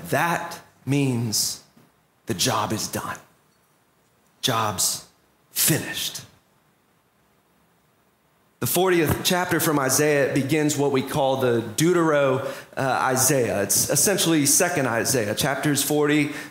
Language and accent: English; Orlando, Florida, United States; as an Orlando Magic fan, growing up in Orlando